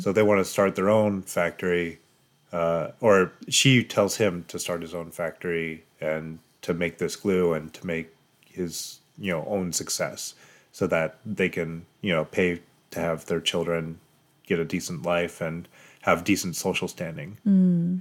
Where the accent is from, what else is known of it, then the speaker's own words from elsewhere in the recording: Colorado, United States; moved away; also born or lived in Japan / Seattle; I'm originally from Colorado, which is like bone dry.